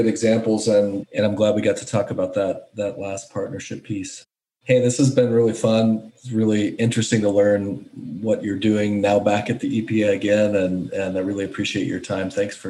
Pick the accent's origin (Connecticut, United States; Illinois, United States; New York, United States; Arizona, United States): Arizona, United States; One from my home state of Arizona